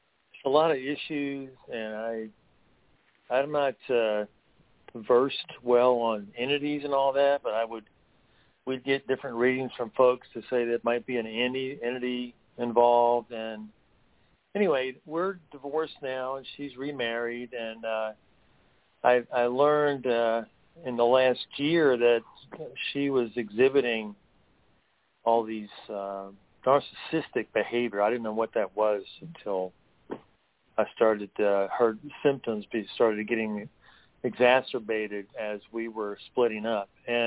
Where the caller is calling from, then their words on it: North Carolina, United States; Yes, hello. … I'm in the Blue Ridge Mountains of North Carolina.